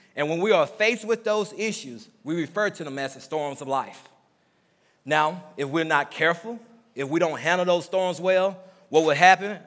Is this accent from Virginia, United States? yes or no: no; Mississippi, United States; I'm from Mississippi, so there's a lot of old sayings that we say growing up in the South